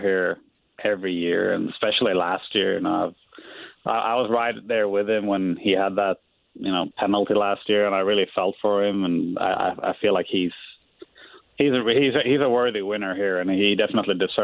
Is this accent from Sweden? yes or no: yes; Sweden; now in Indianapolis, United States; there's a lot of lakes where I grew up in Sweden.